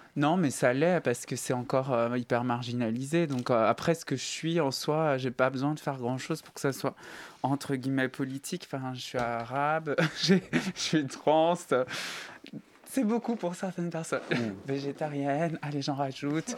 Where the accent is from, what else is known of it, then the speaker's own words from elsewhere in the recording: Saint-Étienne, Auvergne-Rhône-Alpes, France; moved away; je viens de Saint-Etienne